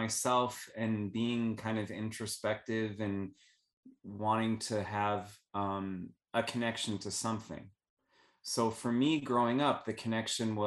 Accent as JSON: {"language": "English", "town": "Phoenix", "region": "Arizona", "country": "United States", "tie": "born or raised there", "moved": "yes", "said": "I growing up in Phoenix"}